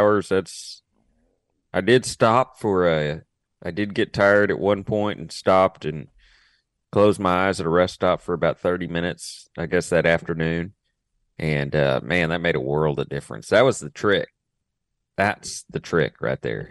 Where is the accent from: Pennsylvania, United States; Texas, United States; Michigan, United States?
Texas, United States; I'm from Texas